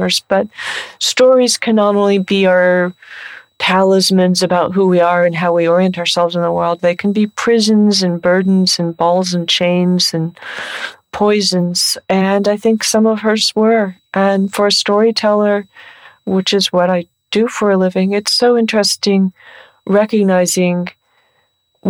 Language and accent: English; San Francisco Bay Area, California, United States; I'm from the San Francisco Bay Area